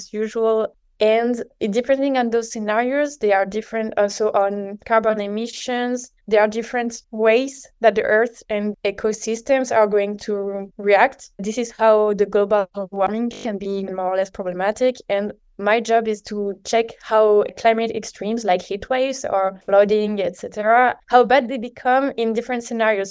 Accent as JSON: {"language": "English", "town": "Paris", "region": "Île-de-France", "country": "France", "said": "So I'm from France, from Paris"}